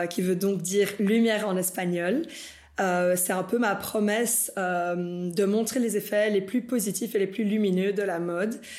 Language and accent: French; Brussels, Belgium; also born or lived in Bolivia; moi je suis née ici en Belgique, mais à mes 5 ans, on est parti en Bolivie. Euh, et du coup, à mes 13 ans, on est revenu ici en Belgique.